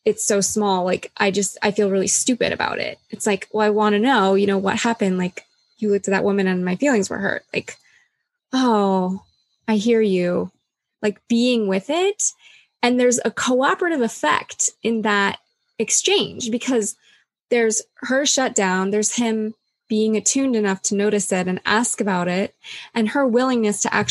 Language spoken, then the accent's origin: English; U.S. Virgin Islands; I was born on St. Thomas in the U.S. Virgin Islands, and we had hurricanes. That was part of my life growing up